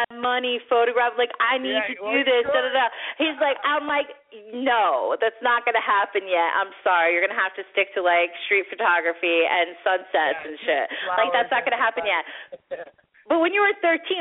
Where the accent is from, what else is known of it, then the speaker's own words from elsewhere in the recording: Florida, United States; when I was like 14, 15, 16 years old, I grew up in Florida, so like I'm going into the best clubs in Miami